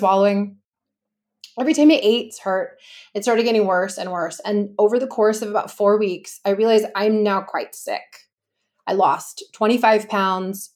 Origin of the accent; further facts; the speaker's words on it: Los Angeles, California, United States; I'm from Los Angeles, California